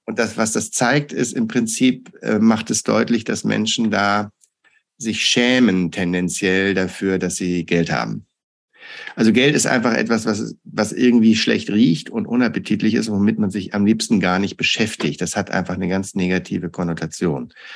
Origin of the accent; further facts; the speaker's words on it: Hamburg, Germany; moved away as an adult; also born or lived in United States; ich komme aus Hamburg